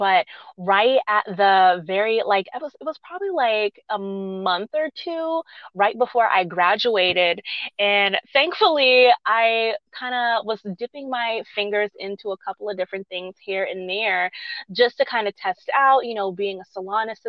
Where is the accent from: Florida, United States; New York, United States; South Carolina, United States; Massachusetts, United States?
South Carolina, United States; Charleston; my hometown back in Charleston